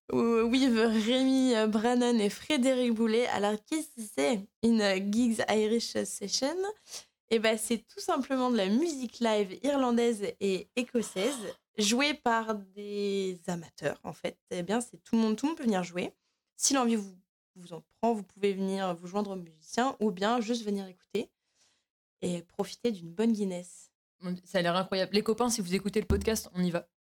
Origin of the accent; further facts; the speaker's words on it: France; moi je suis de Loire et j'arrive et je balance.